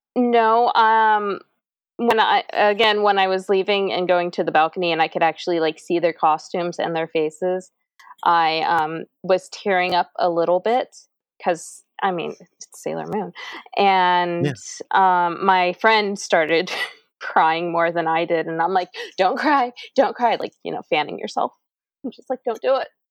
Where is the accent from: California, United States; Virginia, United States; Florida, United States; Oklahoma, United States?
Virginia, United States; I'm from Virginia, and I'm like 45 minutes away from well, 45 to an hour away from DC